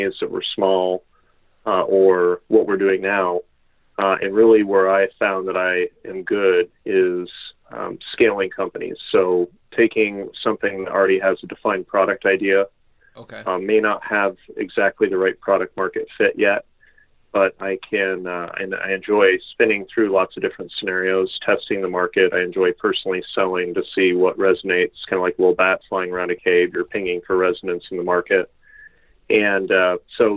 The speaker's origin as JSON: {"language": "English", "area": "the Adirondacks", "region": "New York", "country": "United States", "tie": "born or raised there", "also_born_or_lived": "Texas", "moved": "as an adult", "said": "we grew up in the Adirondacks."}